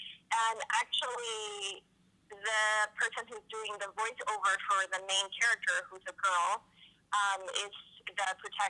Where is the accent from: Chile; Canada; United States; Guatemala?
Chile; moved away; I grew up in Chile.